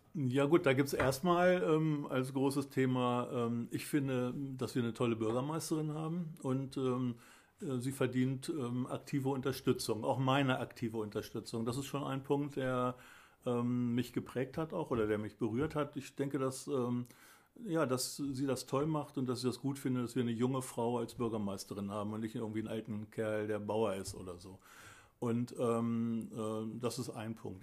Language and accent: German; Pattensen, Lower Saxony, Germany; moved away as an adult; ich bin Pattenser von Geburt auf. Ich habe die ersten 27 Lebensjahre hier in Pattensen verbracht.